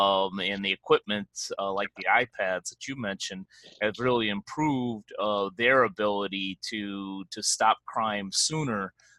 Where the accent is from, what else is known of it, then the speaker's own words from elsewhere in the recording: Chicago, Illinois, United States; moved away as an adult; also born or lived in Los Angeles; I grew up and lived in Chicago for almost 40 years